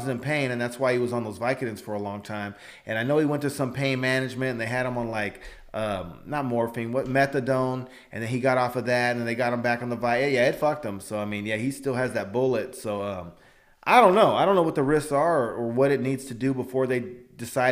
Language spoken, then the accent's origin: English; Fresno, California, United States; We grew up in Fresno